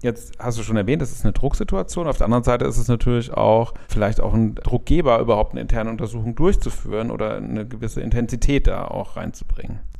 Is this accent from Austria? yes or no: no; Cologne, North Rhine-Westphalia, Germany; Ich komme aus Köln, bin da Partner in der Kanzlei Werte